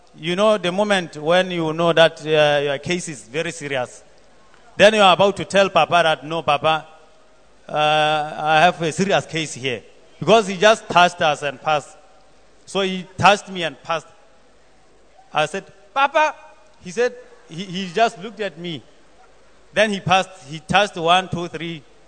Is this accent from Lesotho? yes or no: yes; Lesotho; I come from Lesotho